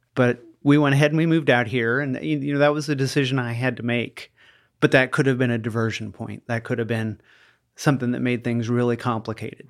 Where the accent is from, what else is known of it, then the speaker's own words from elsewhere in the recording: Iowa, United States; when I was a child growing up in Iowa